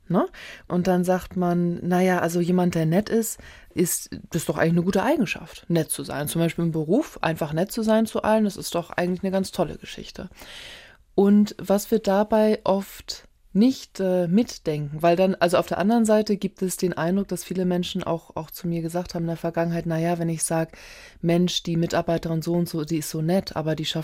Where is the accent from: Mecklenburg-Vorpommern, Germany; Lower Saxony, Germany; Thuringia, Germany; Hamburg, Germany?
Hamburg, Germany; ich bin ja in Hamburg geboren, und aufgewachsen